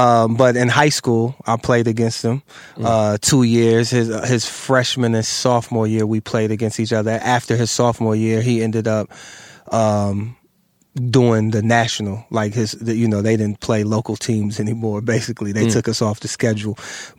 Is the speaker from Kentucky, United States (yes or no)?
no; Massillon, Ohio, United States; moved away as an adult; also born or lived in Brooklyn, New York; I grew up in Ohio.